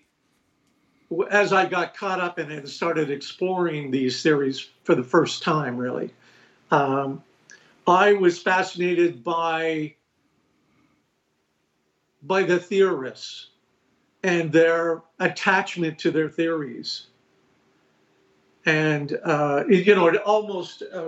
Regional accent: Nova Scotia, Canada; I was growing up in Nova Scotia

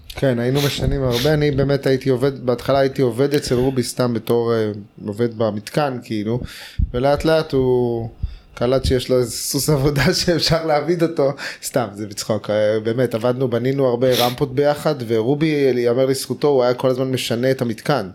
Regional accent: Tel Aviv, Tel Aviv District, Israel; also born or lived in California, United States; אני גדלתי בנחלת יצחק בתל, אביב

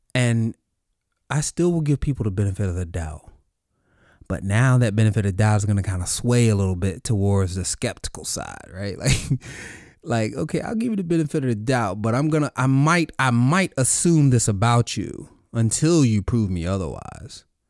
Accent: the South, United States; I grew up in the South

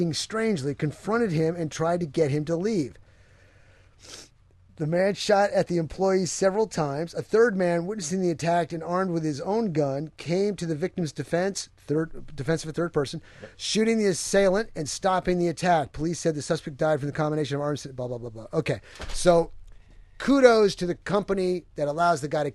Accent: Poughkeepsie, New York, United States; my hometown of Poughkeepsie.

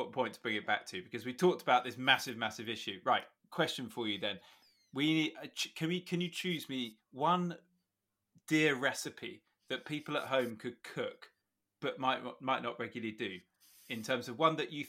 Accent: Suffolk, East of England, United Kingdom; I grew up in Suffolk

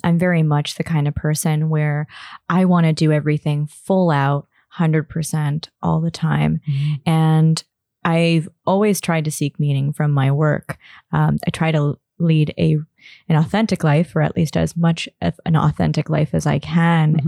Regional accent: Toronto, Ontario, Canada; I'm born and raised in Toronto

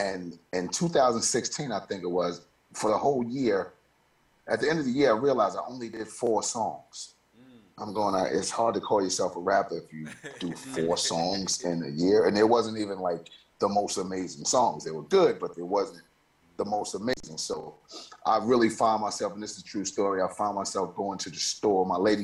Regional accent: New York City, New York, United States; moved away; my hometown where I'm voted most likely to fail

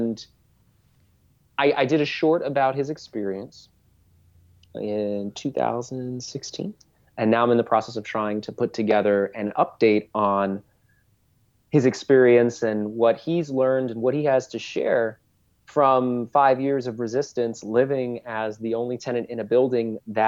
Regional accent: New York City, New York, United States; born and raised in East Harlem, Cuna de la Salsa

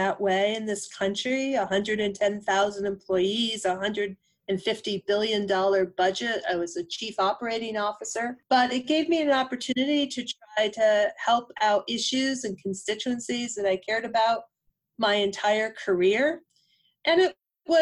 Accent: Western Massachusetts, United States; I grew up in Western Massachusetts, farming area, mixed vegetables, dairy

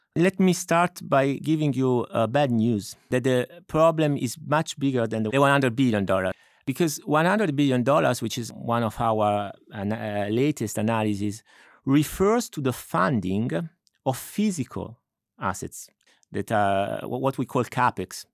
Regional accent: Milan, Lombardy, Italy; moved away; I'm originally from Milan.

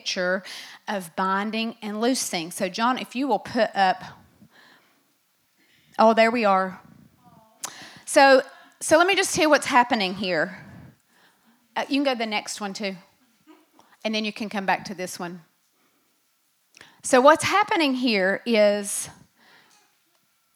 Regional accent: United States; I am an American

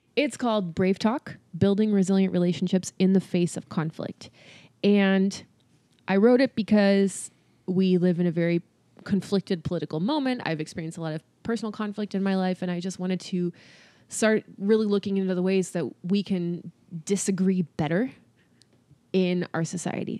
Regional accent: California, United States; also born or lived in Boston; now in Tennessee, United States; I'm from California

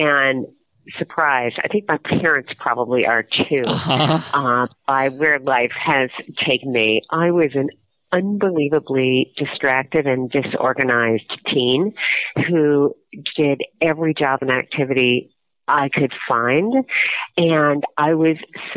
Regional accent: Missoula, Montana, United States; I grew up in Missoula, Montana

